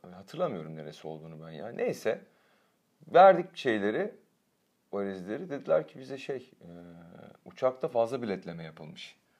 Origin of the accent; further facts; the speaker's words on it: Turkey; Ben de Türk'üm dedim.